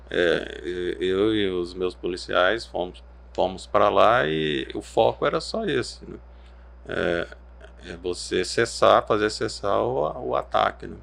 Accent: Araçatuba, São Paulo, Brazil; born or raised there; moved away as an adult; now in Cuiabá, Brazil

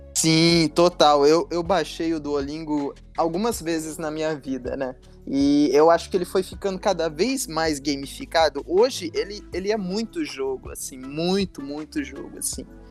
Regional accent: Brazil; Como brasileiro

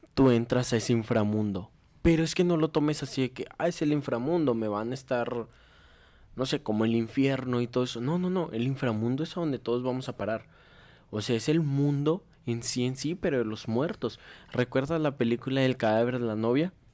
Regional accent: Mexico; como somos mexicanos

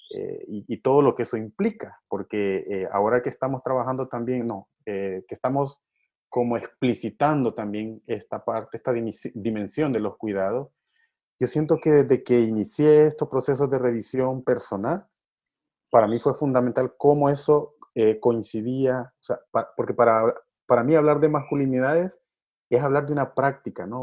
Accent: Honduras; now in El Salvador; desde niño, yo crecí también en un momento de represión, porque bueno, yo nací en Honduras, pues a la par de aquí del Salvador

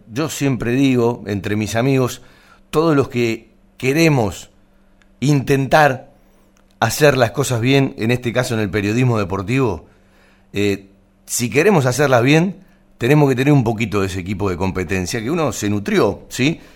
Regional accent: Banfield, Buenos Aires Province, Argentina; los que nacimos en Banfield, eh, somos de Banfield de toda la vida

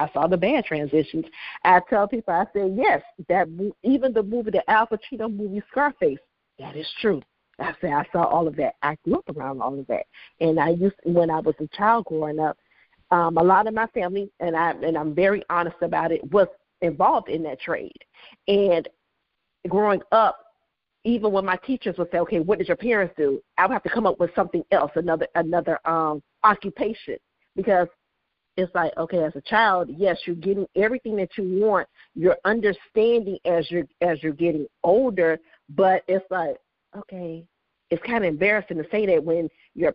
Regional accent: Miami, Florida, United States; I am a true Miami native, born and raised in Miami, raised here in Miami

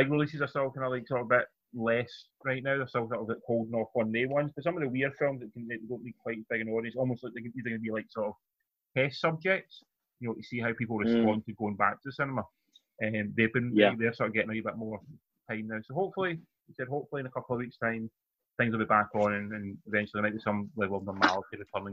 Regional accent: Scotland, United Kingdom; I am Scottish

